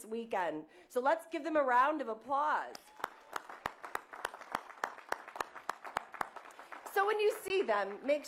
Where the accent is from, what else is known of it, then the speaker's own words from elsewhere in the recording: Milwaukee, Wisconsin, United States; ever since I was a little girl growing up in Milwaukee